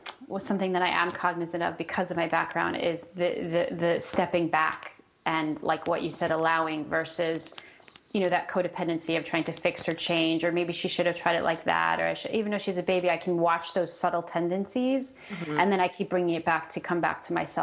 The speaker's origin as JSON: {"language": "English", "region": "New York", "country": "United States", "also_born_or_lived": "San Diego, California", "moved": "as an adult", "lives_now": "Los Angeles, United States", "said": "I'm from New York, and I spent 15 years in San Diego, and then I moved to Los Angeles when I met my husband"}